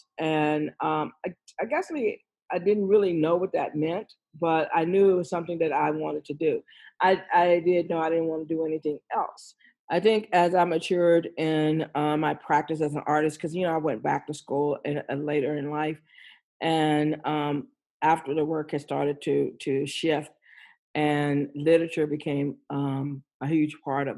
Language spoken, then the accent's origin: English; Austin, Texas, United States; I grew up in Austin, Texas